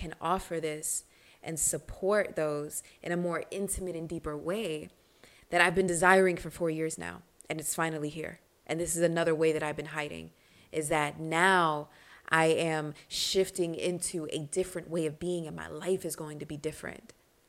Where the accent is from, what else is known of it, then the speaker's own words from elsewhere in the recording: Reading, Pennsylvania, United States; I would always fight growing up in Reading outside of Philly, growing up doing martial arts and bujitsu.